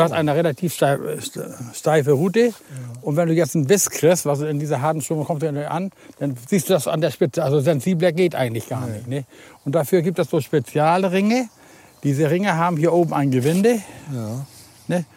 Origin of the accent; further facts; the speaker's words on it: Husum, Schleswig-Holstein, Germany; ich bin ja in Husum groß geworden